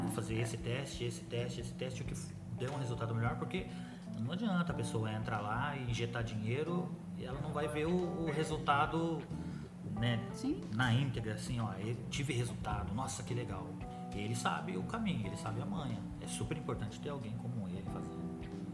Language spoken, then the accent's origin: Portuguese; Agudos, São Paulo, Brazil; Nós somos de Agudos